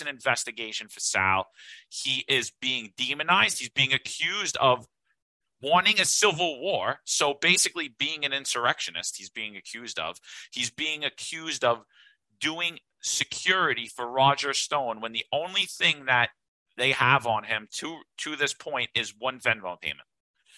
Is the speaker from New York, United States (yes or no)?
yes; New York City, New York, United States; I grew up in Bensonhurst. That describes my whole neighborhood.